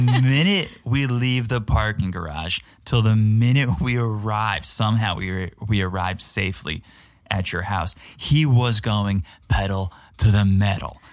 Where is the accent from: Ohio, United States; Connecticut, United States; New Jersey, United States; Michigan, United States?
Connecticut, United States; I'm from Connecticut, I'm familiar with Fairfield